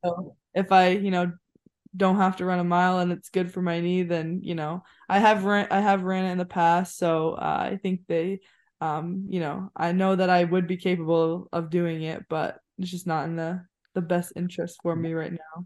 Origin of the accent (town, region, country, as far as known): Maine, United States; born or raised there; moved away as an adult